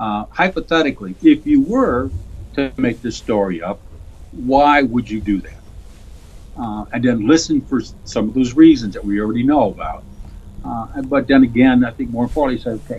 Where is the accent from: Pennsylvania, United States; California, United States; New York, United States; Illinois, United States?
Illinois, United States; Chicago; I was born and raised on the south side of Chicago